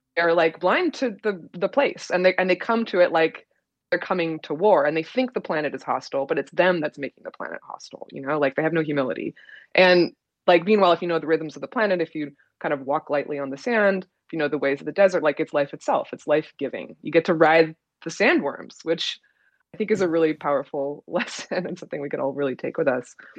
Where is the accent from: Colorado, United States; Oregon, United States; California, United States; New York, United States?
Oregon, United States; I'm from Oregon